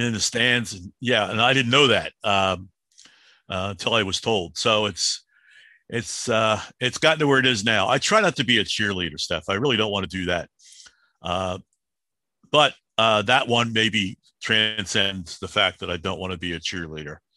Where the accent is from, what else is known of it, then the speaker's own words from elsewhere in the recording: Philadelphia, Pennsylvania, United States; I'm the kid from Southwest Philly that plays street hockey